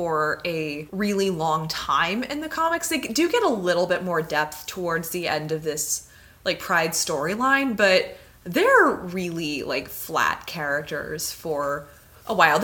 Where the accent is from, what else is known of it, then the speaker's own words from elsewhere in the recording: Tulsa, Oklahoma, United States; I grew up in Tulsa, Oklahoma